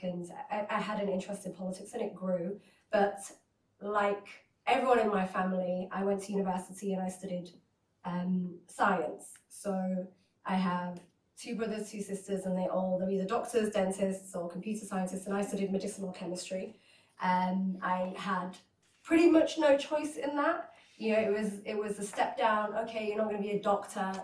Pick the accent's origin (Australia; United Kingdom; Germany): United Kingdom; Hull, Yorkshire and the Humber; also born or lived in Iraq; I was born in Iraq and my parents travelled to the United Kingdom to a city called Hull up north